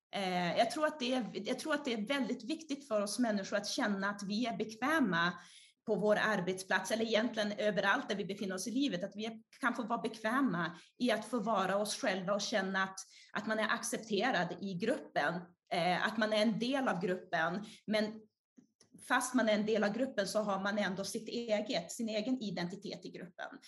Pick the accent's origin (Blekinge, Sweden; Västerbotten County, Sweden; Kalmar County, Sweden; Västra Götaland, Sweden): Västerbotten County, Sweden; Umeå; born or raised there; also born or lived in Brazil